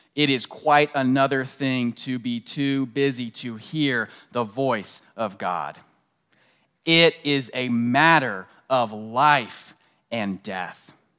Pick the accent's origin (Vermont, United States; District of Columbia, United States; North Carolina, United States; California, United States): District of Columbia, United States; Washington; moved away; I grew up right outside of Washington, uh, D C in the suburbs.